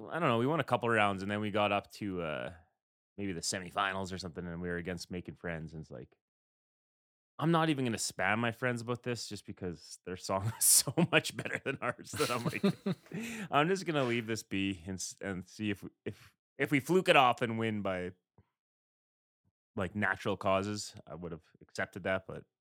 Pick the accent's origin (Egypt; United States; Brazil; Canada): Canada; West; So we're we're the Canadian guys over in the West.